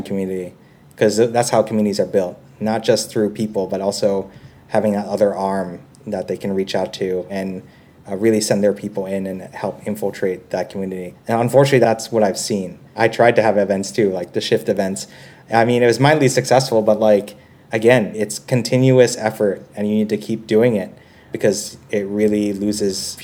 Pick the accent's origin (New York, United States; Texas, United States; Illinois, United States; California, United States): New York, United States; New York City; moved away as an adult; also born or lived in San Francisco / China / Vietnam; now in Singapore; I'm originally from New York City